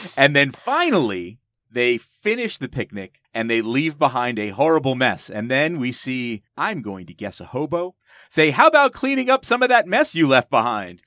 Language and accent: English; New Jersey, United States; I grew up in New Jersey